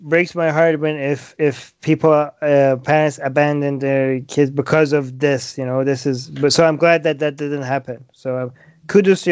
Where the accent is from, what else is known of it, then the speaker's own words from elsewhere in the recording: Iran; moved away; I was born and raised in Iran